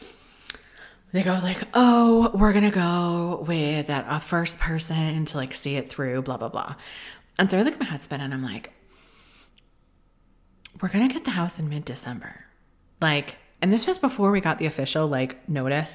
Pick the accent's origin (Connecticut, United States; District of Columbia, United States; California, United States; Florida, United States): Connecticut, United States; in the state of Connecticut, which is where we moved, not my hometown, it's the town over